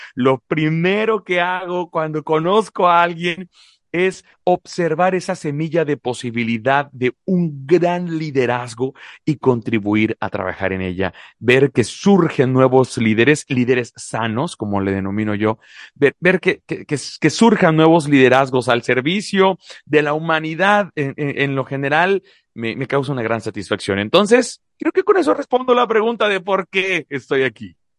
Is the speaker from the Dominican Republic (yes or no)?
no; Mexico; also born or lived in La Paz, Baja California Sur; Soy mexicano, soy mexicano orgullosamente